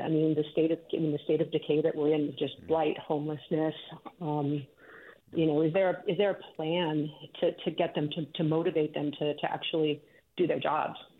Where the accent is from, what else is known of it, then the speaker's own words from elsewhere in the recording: San Jose, California, United States; I grew up in East San Jose.